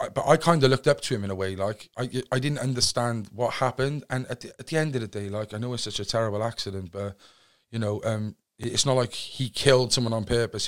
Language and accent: English; Cardiff, Wales, United Kingdom; originally I'm from Cardiff, a place called Fairwater, Cardiff West. Um, born on any ordinary council estate